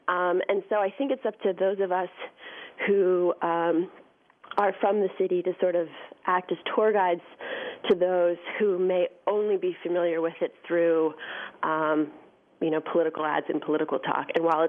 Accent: Bethesda, Maryland, United States; also born or lived in Washington, D.C.; I was born in D.C., and I grew up in the Washington, D.C. suburbs.

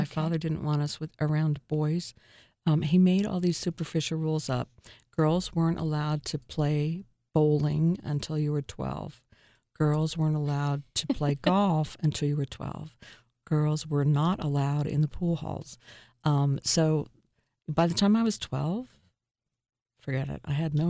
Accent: New York, United States; it reminded me so much of growing up in New York because of the snow

